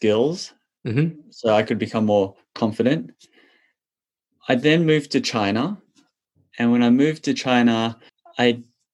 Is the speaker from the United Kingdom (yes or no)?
no; Australia; I grew up as a little Chinese boy in Australia, where a lot of the people around me were Caucasian Australians